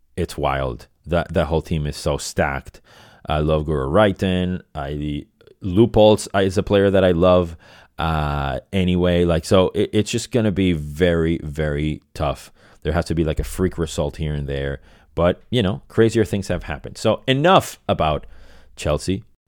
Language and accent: English; Venezuela; moved away as an adult; also born or lived in Boston; now in Los Angeles, United States; I was born and raised in Venezuela.